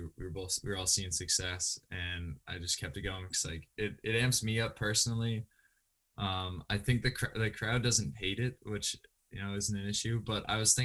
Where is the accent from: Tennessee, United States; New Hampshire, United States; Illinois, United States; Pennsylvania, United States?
New Hampshire, United States; Northeast Delta Dental Stadium in Manchester, New Hampshire. That was the home of our state championships